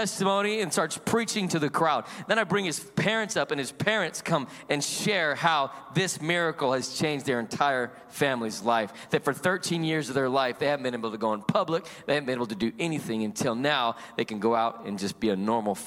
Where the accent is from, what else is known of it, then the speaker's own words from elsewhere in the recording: Salt Lake City, Utah, United States; I was born and raised in Salt Lake City, Utah.